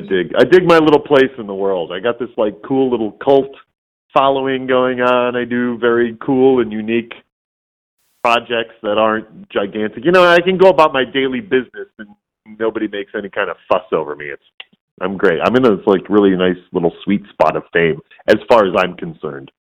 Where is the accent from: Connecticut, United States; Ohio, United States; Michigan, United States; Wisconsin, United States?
Michigan, United States; Warren; born and raised in Detroit. Yeah, I mean, the suburb Warren.